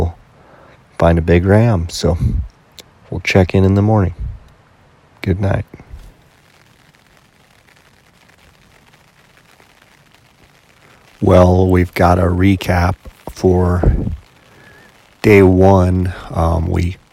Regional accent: Arizona, United States; I'm from Arizona

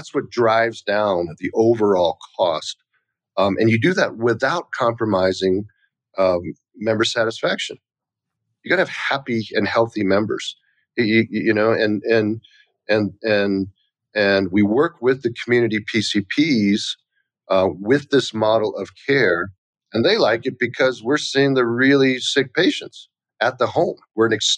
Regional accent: United States; also born or lived in Taiwan; I was born in Taiwan. I was just an immigrant kid. You know, my parents came here when I was like 3 years old

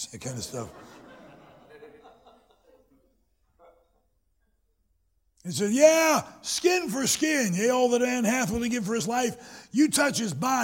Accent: Greenville, South Carolina, United States; moved away as an adult; now in Michigan, United States; I was born in South Carolina, graduated from college and high school in South Carolina

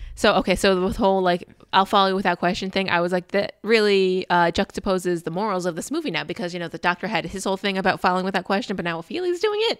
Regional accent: United States; accent: very American; my very American accent

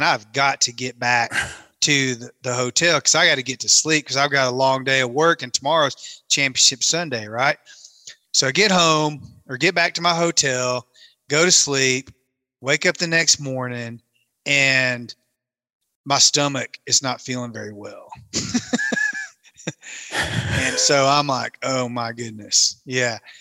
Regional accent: Tennessee, United States; moved away as an adult; also born or lived in Kentucky Lake / Monteagle, Tennessee; now in Colorado, United States; I grew up in Tennessee, live in Colorado and have for a long time, but I grew up on Kentucky Lake, but I went to high school in Southeast Tennessee

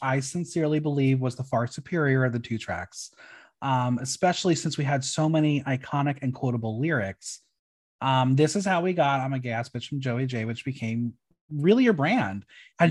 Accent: New York, United States; me as a New Yorker

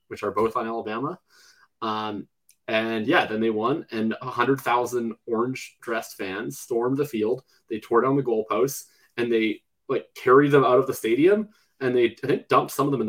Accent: Winnipeg, Manitoba, Canada; I'm obviously not from Tennessee. I'm from Winnipeg.

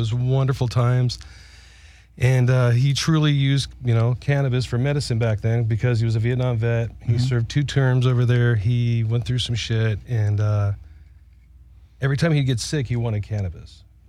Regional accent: Huntington Beach, California, United States; I grew up in Orange County, Huntington Beach.

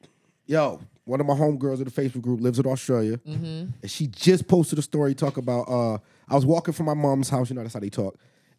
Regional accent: Springfield, Massachusetts, United States; now in Texas, United States; growing up in Massachusetts.

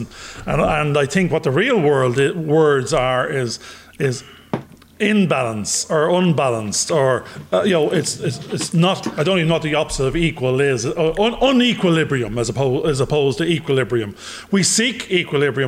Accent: Ireland; accent: Irish; my Irish accent

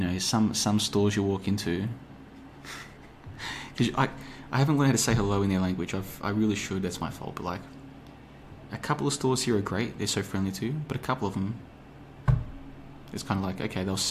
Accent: Australia; moved away as an adult; also born or lived in Africa / Asia; now in Europe; I grew up in Australia, crazy part of the world to grow up. Now I find myself in Europe

